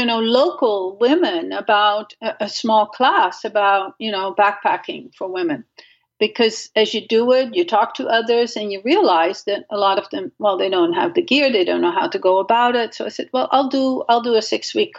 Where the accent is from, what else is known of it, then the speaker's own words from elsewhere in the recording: Netherlands; moved away; I grew up in Holland and without a car